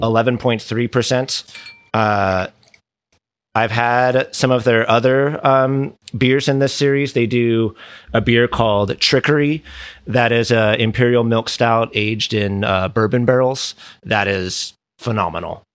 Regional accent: Southern California, United States; also born or lived in Dana Point, Orange County / Richmond, Virginia; born and raised here in, uh, Southern California.

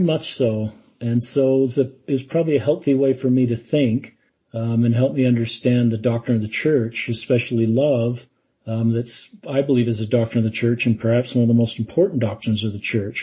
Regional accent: Salt Lake City, Utah, United States; I grew up in Salt Lake City.

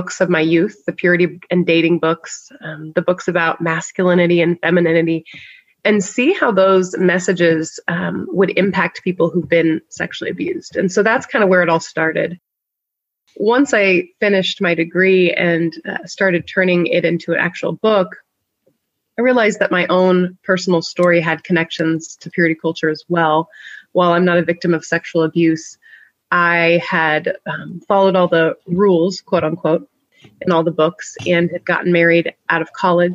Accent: Northern California, United States; also born or lived in St Andrews, Scotland; now in Iowa, United States; I grew up in Northern California

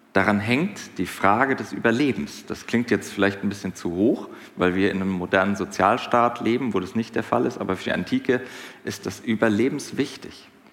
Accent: Hinterland, Hesse, Germany; Ich komme aus dem Hinterland

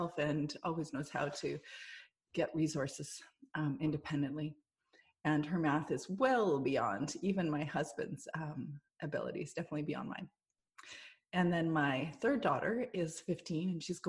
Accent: Canada; we're Canadian

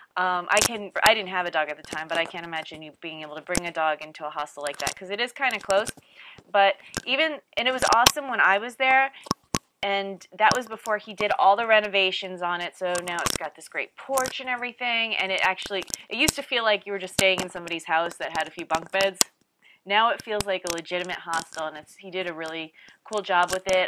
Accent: East Coast, United States; moved away; also born or lived in California; I'm from the East Coast

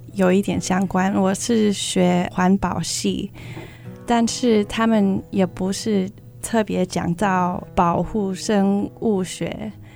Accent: California, United States; Chinese is a second language; moved away as an adult; now in Oregon, United States; 我是在美国加州长大的，然后一年前我搬到奥利冈州

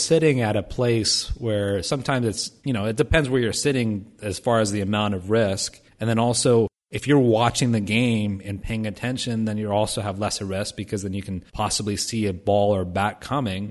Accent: Vandalia, Ohio, United States; moved away; back in my hometown of Vandalia, Ohio, where I grew up

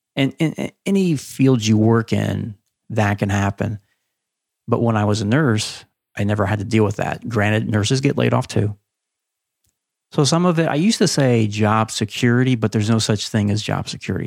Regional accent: Ohio, United States; I grew up in Ohio.

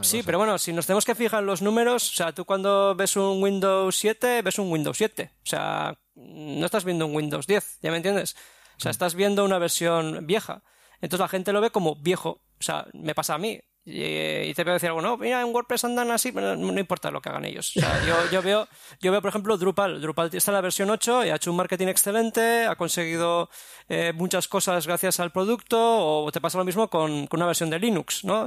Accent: Basque Country, Spain; vengo del País Vasco

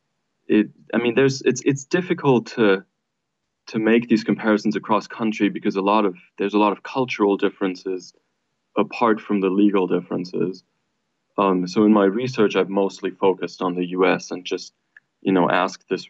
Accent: Germany; now in United States; I'm from Germany

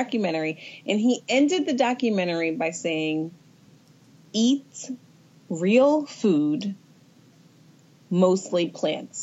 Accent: Atlanta, Georgia, United States; I'm from Atlanta.

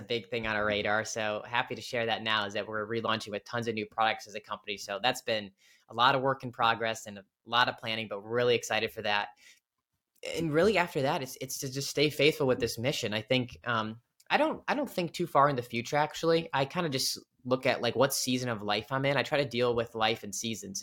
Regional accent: Cleveland, Ohio, United States; moved away as an adult; now in Washington, D.C. area, United States; I'm from, uh, Cleveland, Ohio originally. So, big, uh, Cleveland sports fan. Went to, uh, high school, went to Cleveland State for college

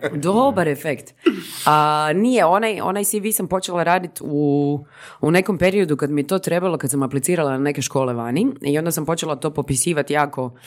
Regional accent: Zagreb, City of Zagreb, Croatia; rođena i odrasla u Zagrebu

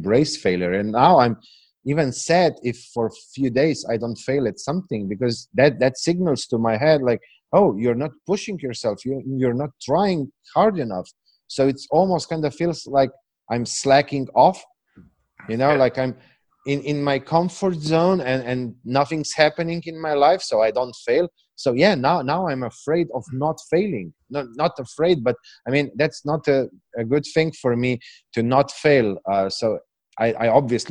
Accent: Slovenia; English is a second language; I know I'm from Eastern Europe. I know that I have this accent

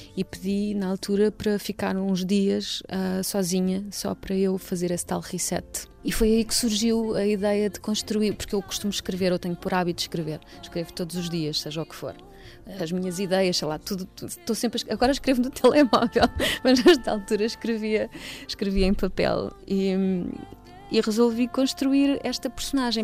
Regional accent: Almeirim, Santarém District, Portugal; moved away as an adult; also born or lived in Lisbon / Amsterdam; Eu nasci em Almeirim, uh, portanto sou ribatejana

